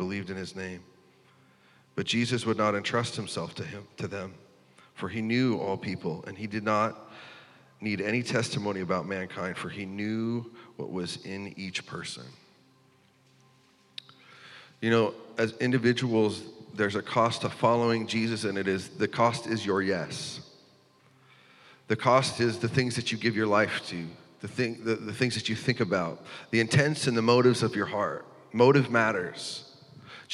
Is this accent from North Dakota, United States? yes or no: yes; North Dakota, United States; also born or lived in Iowa City; I'm from North Dakota, and most of the time we have snowstorms here